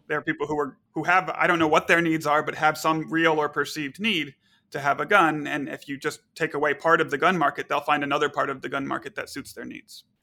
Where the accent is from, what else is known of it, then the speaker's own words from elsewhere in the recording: Texas, United States; now in Chicago, United States; I grew up in Texas